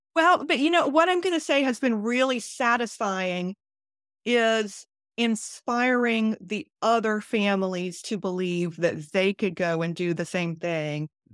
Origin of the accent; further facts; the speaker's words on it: South Carolina, United States; I was born and raised in South Carolina, and I wanted to be able to stay in South Carolina